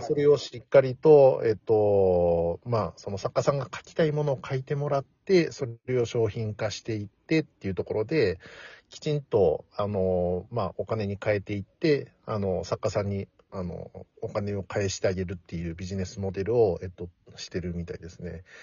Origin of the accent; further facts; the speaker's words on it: Nara, Japan; 自分自身も奈良出身